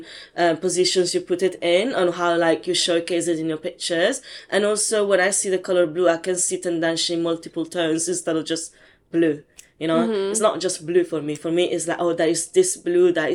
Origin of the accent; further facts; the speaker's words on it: Italy; now in London, United Kingdom; I was born and raised in Italy, and my heritage is Indian